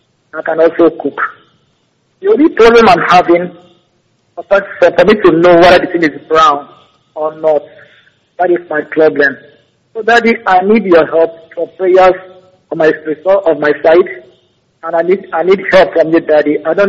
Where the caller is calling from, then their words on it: Akwa Ibom, Nigeria; I'm calling from Akwa Ibom State, the Paremi local government area.